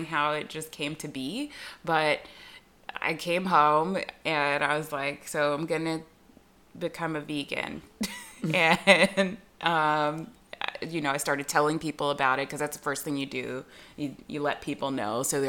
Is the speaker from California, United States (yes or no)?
yes; Southern California, United States; where I grew up, regionally, Southern California